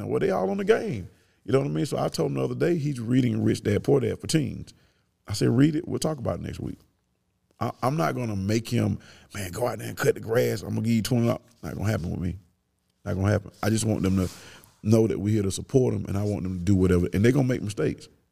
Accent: Kirkwood, United States; We grew up in Kirkwood.

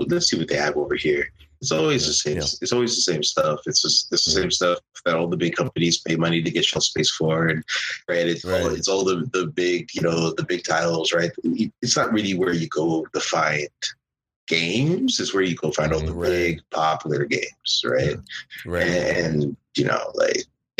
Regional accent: Canada; growing up in Canada

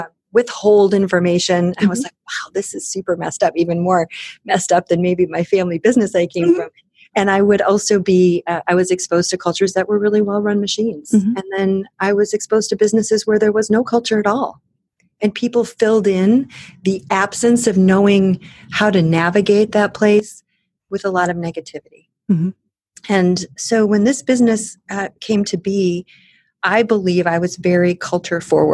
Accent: Michigan's Upper Peninsula, United States; also born or lived in Germany; now in Chicago, United States; I grew up in Michigan's Upper Peninsula

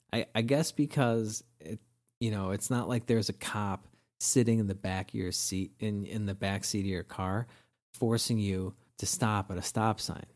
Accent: Wilmette, Illinois, United States; I grew up in Wilmette, a great suburb of Chicago

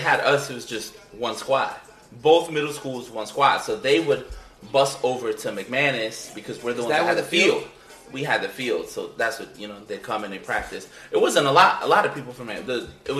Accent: Linden, United States; we're all family here, so we're all from Linden, you know?

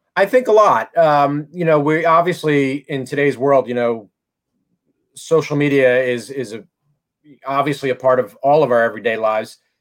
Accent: Philadelphia, Pennsylvania, United States; I'm from Philly. I, am I'm, I'm I'm talking to you from Philly

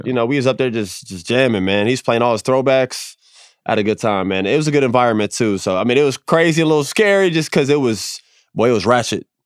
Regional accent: Florida, United States; growing up in Florida

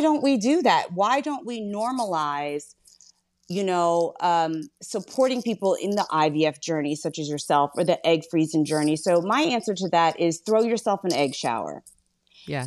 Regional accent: Philadelphia, Pennsylvania, United States; I'm from Philly

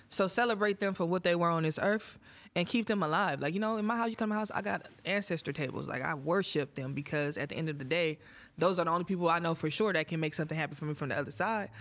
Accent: Oakland, California, United States; I'm from Oakland, so Oakland women are a little bit different.

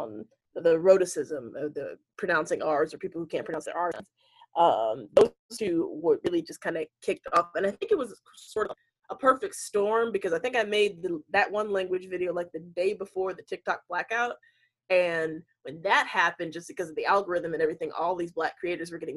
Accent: North Carolina, United States; I am from North Carolina, lived there most of my life.

